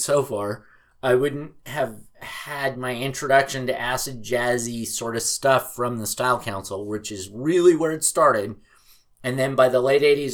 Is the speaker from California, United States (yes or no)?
yes; Southern California, United States; moved away as an adult; now in Seattle, United States; growing up in Southern California